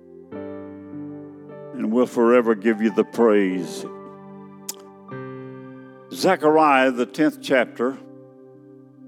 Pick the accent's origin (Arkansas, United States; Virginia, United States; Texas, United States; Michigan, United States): Texas, United States; I'm a Texan. That's where I'm from